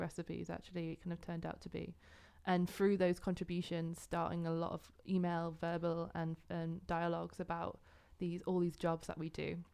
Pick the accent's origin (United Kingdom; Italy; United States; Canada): United Kingdom; Yorkshire and the Humber; moved away as an adult; also born or lived in Glasgow, Scotland; now in Netherlands; I'm originally from England, uh, from North Yorkshire